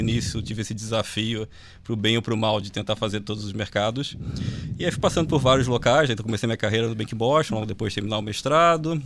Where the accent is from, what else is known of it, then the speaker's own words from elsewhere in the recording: Rio de Janeiro, Brazil; eu sou carioca